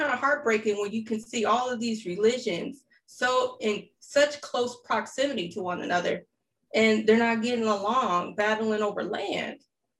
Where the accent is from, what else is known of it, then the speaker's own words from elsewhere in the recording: Oak Park, Michigan, United States; now in Los Angeles, United States; even though I live out here in L.A., the neighborhood in which I grew up in Michigan, Oak Park, Michigan, you had predominantly Blacks, Orthodox Jews, and Arabs.